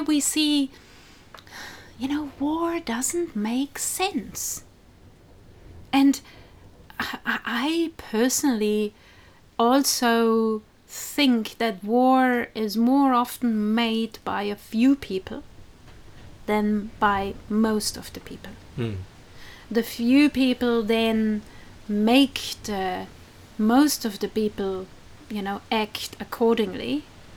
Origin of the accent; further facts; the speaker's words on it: South Tyrol, Trentino-Alto Adige, Italy; now in New Zealand; my region, where I grew up, South Tyrol, in the north of Italy